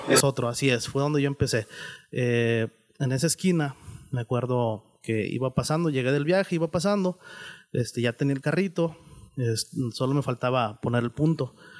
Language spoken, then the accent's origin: Spanish; San Rafael, Nuevo León, Mexico; me crié ahí en, en San Rafa, ahí en la secundaria 46, ahí en San Rafael